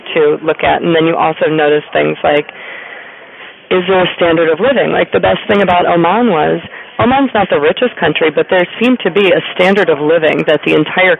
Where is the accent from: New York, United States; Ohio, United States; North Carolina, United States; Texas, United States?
Ohio, United States; also born or lived in Kentucky; yes, I'm from Ohio and Kentucky, and, you know, half an hour from where I grew up, there are people who have never been 5 miles out of their own radius